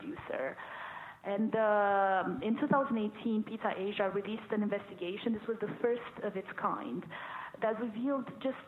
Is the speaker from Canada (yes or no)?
no; Romania; moved away as an adult; now in United Kingdom; I am originally from Romania